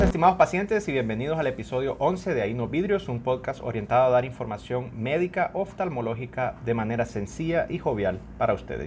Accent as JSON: {"language": "Spanish", "country": "Honduras", "said": "uno como hondureño"}